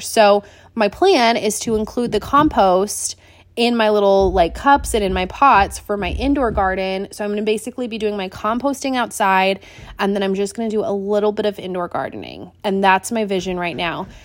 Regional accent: Washington, United States; also born or lived in Seattle, Washington; now in Wilmington, North Carolina, United States; growing up in Washington, Azteca Mexican food was it

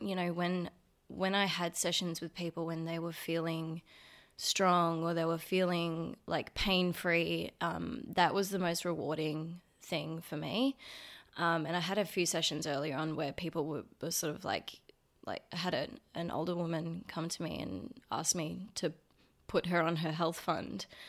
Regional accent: Brisbane, Queensland, Australia; I grew up in Brizzy

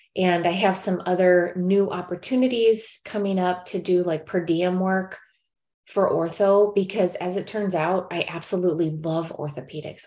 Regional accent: St. Louis, Missouri, United States; moved away as an adult; also born or lived in South Korea; now in California, United States; I'm from St. Louis

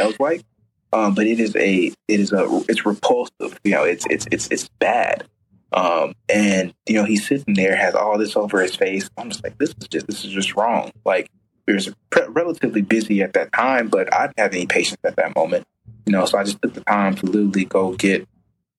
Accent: Chicago, Illinois, United States; I grew up, you know, on the South Side, like, you know, went to Mount Carmel High School, family lives in like Roseland, Morgan Park area

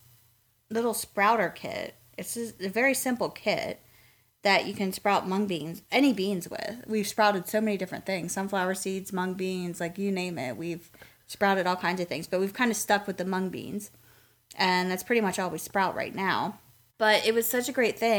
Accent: Lancaster, Pennsylvania, United States; now in Raleigh, United States; We grew up in Lancaster, Pennsylvania, and Pennsylvania Dutch food was pretty much a staple for us

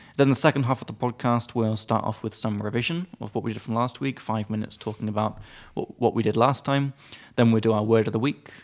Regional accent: United Kingdom; I'm British

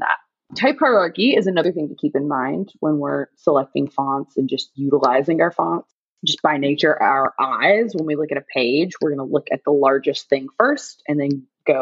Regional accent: North Carolina, United States; now in Los Angeles, United States; I'm from North Carolina

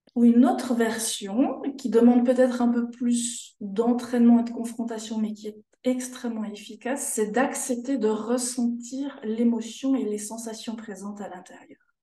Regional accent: Jura, Switzerland; moved away as an adult; also born or lived in Canton of Fribourg; now in Fribourg, Switzerland; J'ai toujours vécu en fait en Suisse. Je viens du canton du Jura, la frontière de la France.

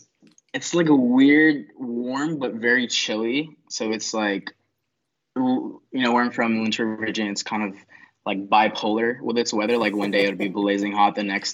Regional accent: Philippines; now in United States; I'm half Filipino. So my father is American. My mom is Filipino. So I grew up half of my life in the Philippines, loved it, moved to America, loved it as well.

